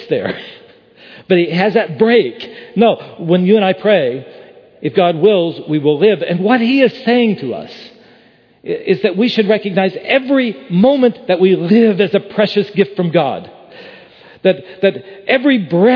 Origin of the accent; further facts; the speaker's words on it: West Virginia, United States; I grew up in West Virginia.